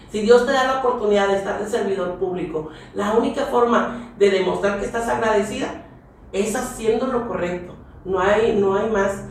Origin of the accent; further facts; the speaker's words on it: San Nicolás de los Garza, Nuevo León, Mexico; now in Pesquería, Mexico; Mira, yo soy originaria de San Nicolás de los Garza, pero me llevó ahora sí la vida a vivir a Pesquería Nuevo León, soy hija adoptiva de Pesquería Nuevo León